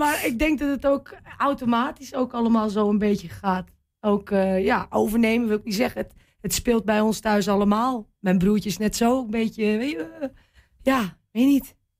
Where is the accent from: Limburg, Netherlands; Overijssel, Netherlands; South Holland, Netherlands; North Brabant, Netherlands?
Overijssel, Netherlands; Wierden; Ja, ik ben hier geboren. Althans, in Wierde geboren